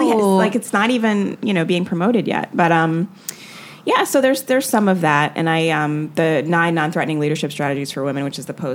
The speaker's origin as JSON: {"language": "English", "country": "Jamaica", "said": "Like I was working on this joke about being Jamaican and how everyone's always asking me to do the accent."}